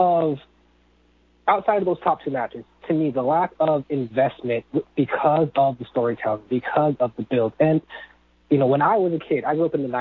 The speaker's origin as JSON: {"language": "English", "town": "Seattle", "region": "Washington", "country": "United States", "tie": "born or raised there", "moved": "yes", "lives_now": "Florida, United States", "said": "I used to live in Washington and Seattle pretty much my whole life in Washington"}